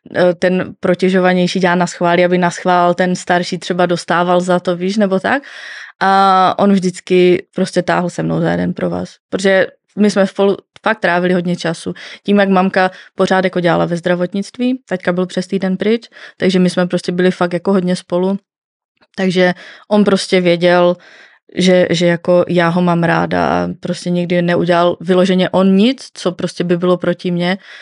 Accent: Northern Moravia, Czechia; já pocházím ze Severní Moravy

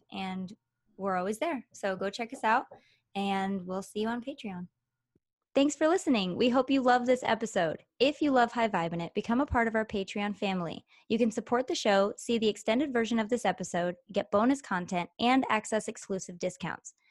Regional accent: Michigan, United States; also born or lived in Los Angeles, California; now in Nevada, United States; I originally came from Michigan

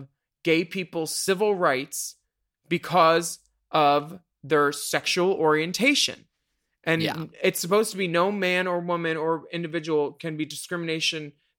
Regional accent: Philadelphia, Pennsylvania, United States; Philly, my hometown.

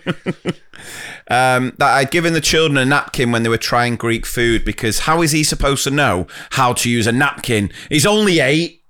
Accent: Wilmslow, North West England, United Kingdom; accent: posh; I'm from Winslow, and this was Staley Bridge.

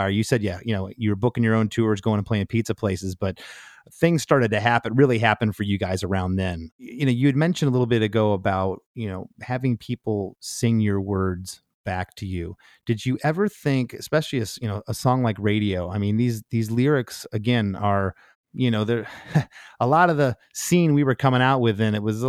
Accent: Detroit, Michigan, United States; I'm from Detroit.

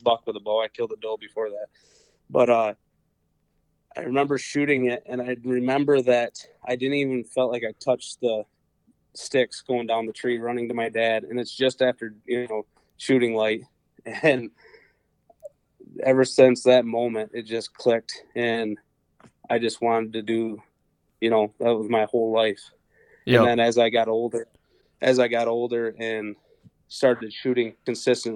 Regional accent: Portland, Michigan, United States; also born or lived in Ionia, Michigan; I'm originally from the Portland area, raised and graduated from Portland High School. Always lived around the Ionia area

